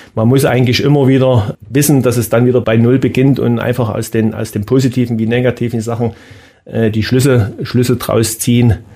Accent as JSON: {"language": "German", "town": "Brand-Erbisdorf", "region": "Saxony", "country": "Germany", "tie": "born or raised there", "said": "Ich habe, glaube 78, 79 begonnen in meinem Heimatort äh, bei Narva Branderbisdorf"}